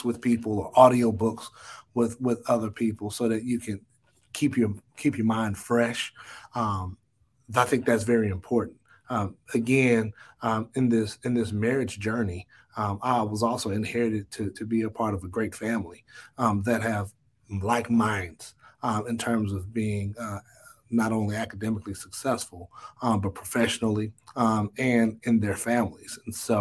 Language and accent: English; Dallas, Texas, United States; I grew up in the Redbird area. And though we weren't a part of the original city limits, it was just known growing up that that's Oak Cliff